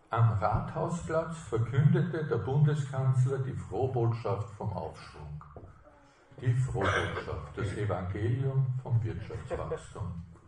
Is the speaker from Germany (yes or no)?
no; Austria; als Österreicher